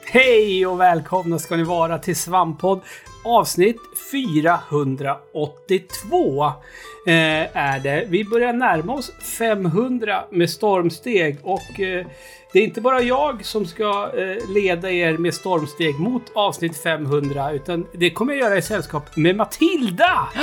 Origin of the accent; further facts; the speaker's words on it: Knutby, Uppsala County, Sweden; moved away; när jag var liten och bodde i Knutby